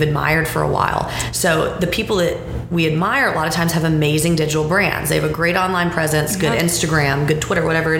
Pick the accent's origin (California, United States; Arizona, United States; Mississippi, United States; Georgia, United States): Georgia, United States; Atlanta; moved away as an adult; now in Charlotte, United States; I'm from the Atlanta area